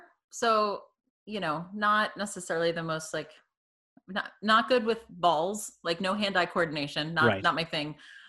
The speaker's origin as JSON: {"language": "English", "town": "Tampa", "region": "Florida", "country": "United States", "moved": "yes", "said": "So I was born in the Tampa Bay area in Florida. Okay. Take a lot of heat for being from Florida. Especially having moved up north."}